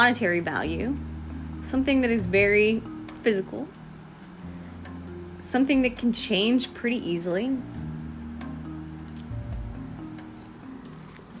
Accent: Southeast, United States; I was brought up in the Southeast in the USA

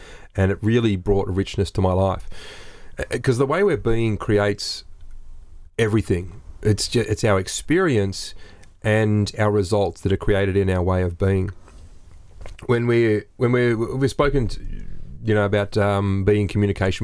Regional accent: Australia; We're three Aussie blokes

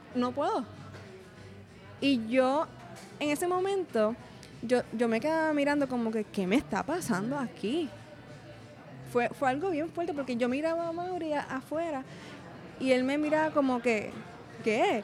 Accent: Cataño, Puerto Rico; moved away as an adult; also born or lived in Río Piedras / Ponce; now in Cayey, Puerto Rico; Yo soy natural de Cataño

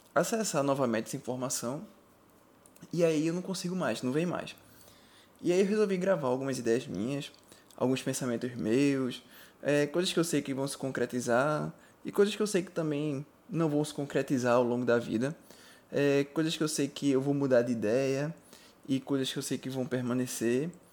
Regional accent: Recife, Pernambuco, Brazil; eu sou de Recife

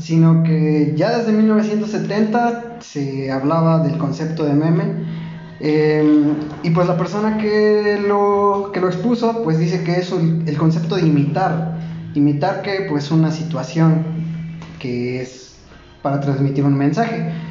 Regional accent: Tulancingo, Hidalgo, Mexico; cuando vivimos aquí en Tulancingo, pues decimos, no, pues es que es una ciudad

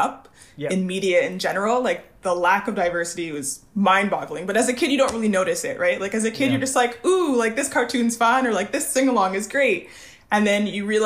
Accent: Montreal, Quebec, Canada; I am born and raised in Montreal, Canada

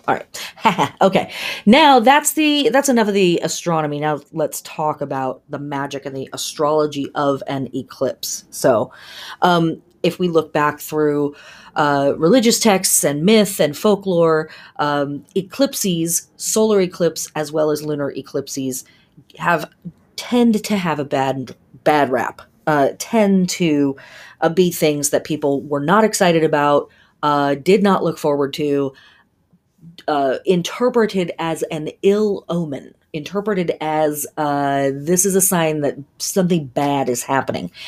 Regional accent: California, United States; We grew up in Cal, I lived in California in the seventies and eighties

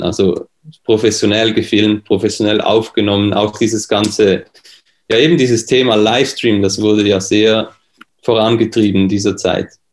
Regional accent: Switzerland; accent: Swiss; bin aus der Schweiz, wie man das hört

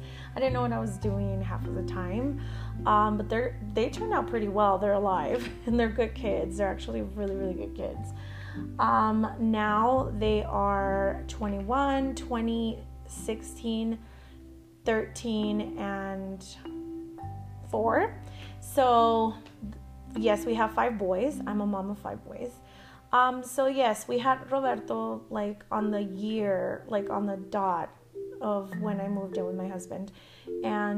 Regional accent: El Paso, Texas, United States; moved away as an adult; also born or lived in Arlington, Texas; I'm from El Paso, Texas. We moved to Arlington in Dallas

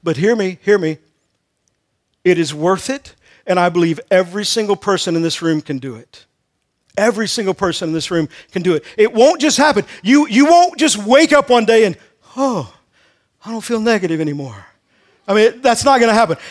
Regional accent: Texas, United States; I grew up in Texas

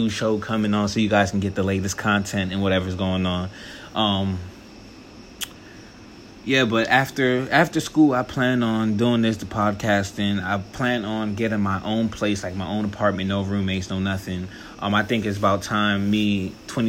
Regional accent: Apollo Beach, Florida, United States; also born or lived in Baltimore, Maryland / Fort Lauderdale, Florida; We moved to a little suburban town outside of Tampa called Apollo Beach. It was cool. You know, I finished elementary, middle, high school there.

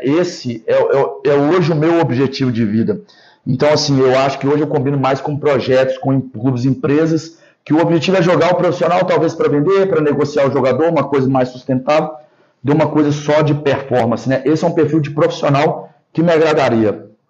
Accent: Belo Horizonte, Minas Gerais, Brazil; moved away as an adult; now in São Paulo, Brazil; eu sou natural de Belo Horizonte, moro em São Paulo.

